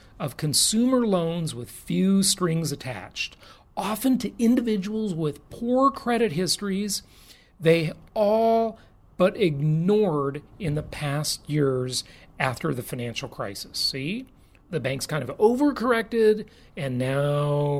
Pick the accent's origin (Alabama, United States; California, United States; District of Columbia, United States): California, United States; my home state, California